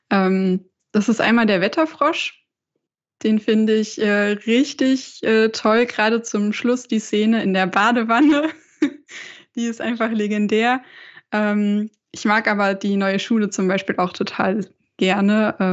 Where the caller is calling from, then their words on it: Bad Homburg, Hesse, Germany; Ähm, ja, ich sitze in Bad Homburg. Das ist in der Nähe von äh, Frankfurt am Main, also auch in Hessen.